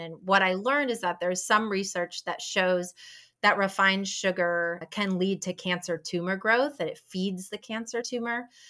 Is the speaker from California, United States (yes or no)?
no; Ann Arbor, Michigan, United States; moved away as an adult; also born or lived in New York; now in Raleigh, United States; I grew up in Ann Arbor, and I went to the University of Michigan